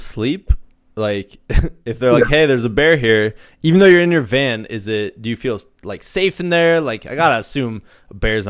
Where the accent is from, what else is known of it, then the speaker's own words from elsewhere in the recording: Iowa, United States; I'm from Iowa. We didn't have bears, you know?